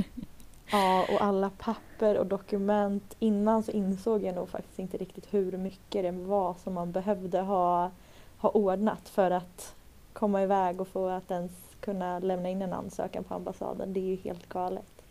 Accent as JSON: {"language": "Swedish", "town": "Stockholm", "region": "Stockholm County", "country": "Sweden", "said": "Jag är från Stockholm"}